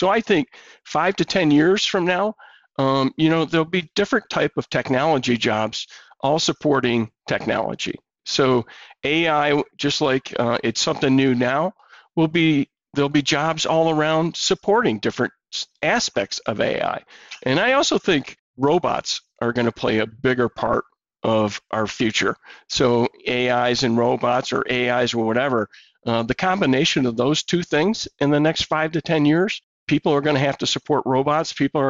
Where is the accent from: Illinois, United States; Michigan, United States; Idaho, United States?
Michigan, United States; I played 12 years of hockey growing up in Michigan.